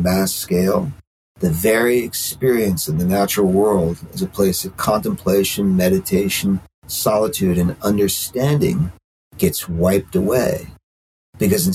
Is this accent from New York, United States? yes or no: yes; Brooklyn, New York, United States; now in Catskill Mountains, United States; I grew up in Brooklyn. I grew up like hardcore urban, you know, riding subways when I was like seven or something